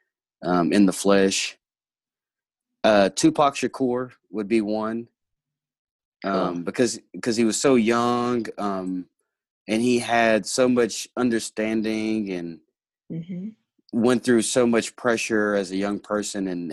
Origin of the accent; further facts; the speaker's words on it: Hot Springs, Arkansas, United States; also born or lived in Little Rock, Arkansas; I grew up mostly in Hot Springs, Arkansas, and Little Rock, Arkansas